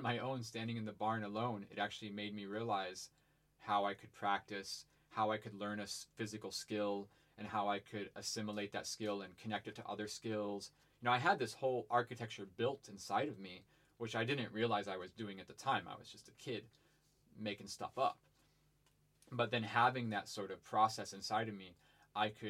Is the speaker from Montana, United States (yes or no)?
no; Ohio, United States; moved away; I grew up in Ohio on a farm